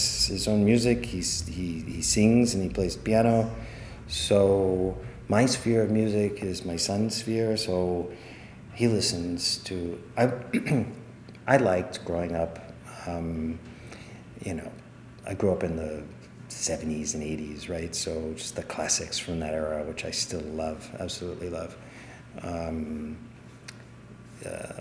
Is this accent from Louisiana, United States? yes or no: yes; New Orleans, Louisiana, United States; moved away; I grew up in New Orleans